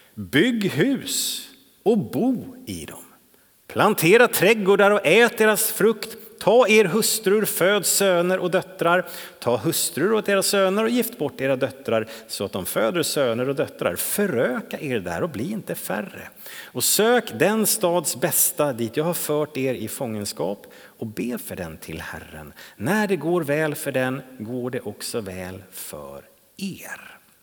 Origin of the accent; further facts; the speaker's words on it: Täby, Stockholm County, Sweden; now in Trollhättan, Sweden; den kyrka som jag växte upp i i Täby utanför Stockholm